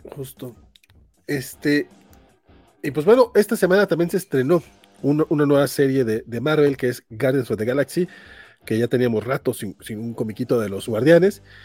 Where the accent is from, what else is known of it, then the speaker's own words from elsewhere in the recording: Durango, Mexico; soy de Durango